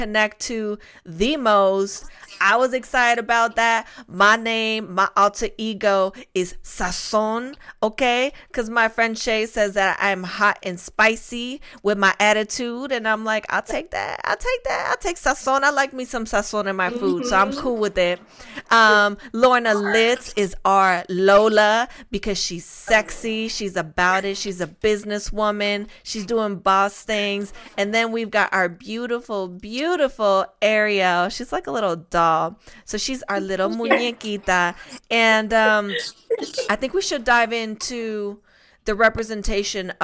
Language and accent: English; outskirts of Madrid, Community of Madrid, Spain; now in United States; I'm from Spain. I was born there. I went to school there. My family's all there